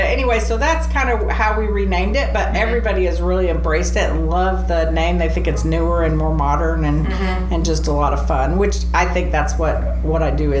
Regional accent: Rochester, New York, United States; also born or lived in Texas / Colorado Springs, Colorado; now in Clarksville, United States; I was born in Rochester, New York.

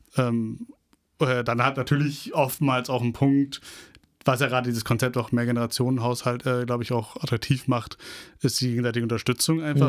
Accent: Berlin, Germany; Ich sehe mich schon als Berliner

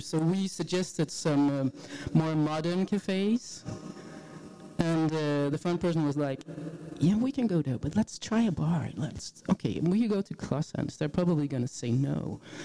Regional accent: Jutland, Denmark; English is a second language; I'm from Jutland

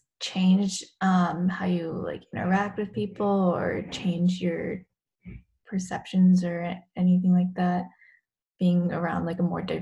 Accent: San Ramon, California, United States; born or raised there

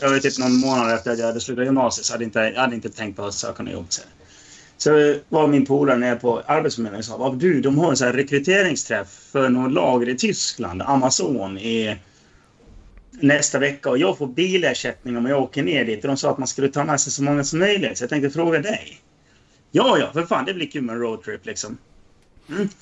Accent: Dalarna County, Sweden; vi är från Dalarna

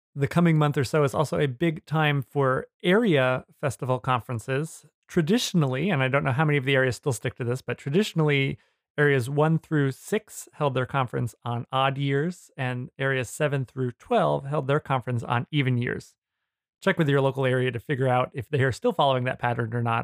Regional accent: New Jersey, United States; I grew up in New Jersey in Area Two

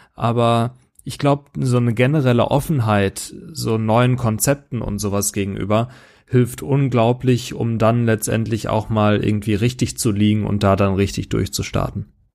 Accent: Germany; als Deutscher

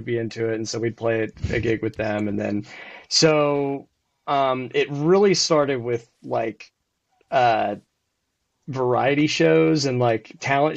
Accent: Shreveport, Louisiana, United States; moved away; also born or lived in Dallas; I grew up in Shreveport, Louisiana

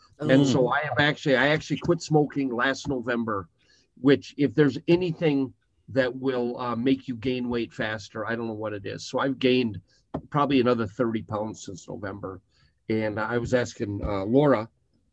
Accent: Greeley, Colorado, United States; I am from Greeley, Colorado. People from Greeley call it Stink Town, Poop Town

